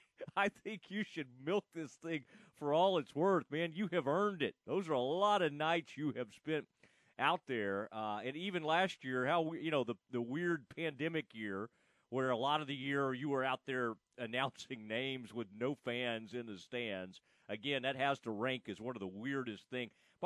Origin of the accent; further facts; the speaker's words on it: Kaufman County, Texas, United States; I grew up in Kaufman County, Texas